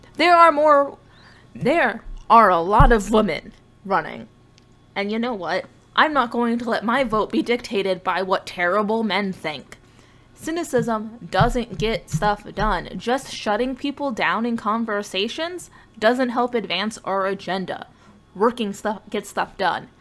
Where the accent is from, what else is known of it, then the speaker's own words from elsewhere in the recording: United States; being American